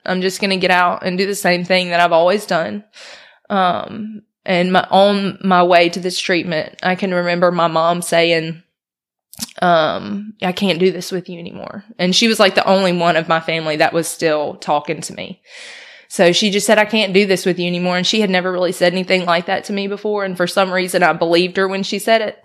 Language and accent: English; Brandon, Mississippi, United States; now in Oxford, United States; I'm from Brandon, by the way. So I grew up in Brandon, went to high school out there at Northwest.